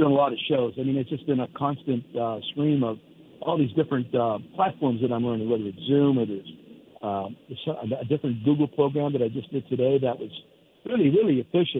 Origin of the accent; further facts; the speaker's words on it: Hazleton, Pennsylvania, United States; moved away; my hometown in Hazleton.